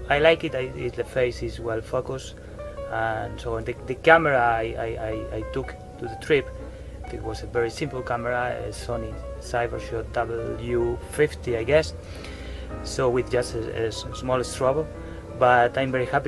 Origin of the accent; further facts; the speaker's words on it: Spain; English is a second language; I also come from Spain.